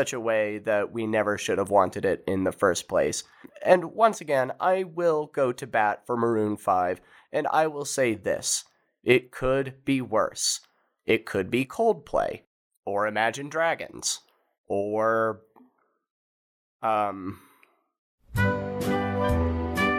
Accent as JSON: {"language": "English", "town": "Kansas City", "region": "Missouri", "country": "United States", "said": "I am from Kansas City"}